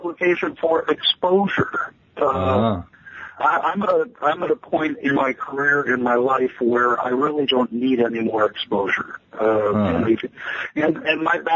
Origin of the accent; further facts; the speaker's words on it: Chicago, Illinois, United States; moved away as an adult; also born or lived in Austin, Texas; now in Des Moines, United States; I come from the Chicago area, the western suburbs of Chicago